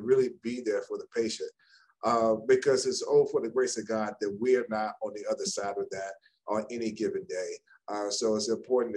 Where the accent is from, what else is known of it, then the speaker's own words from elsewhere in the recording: Chicago, Illinois, United States; also born or lived in Maryland; now in Dallas, United States; I'm originally from Chicago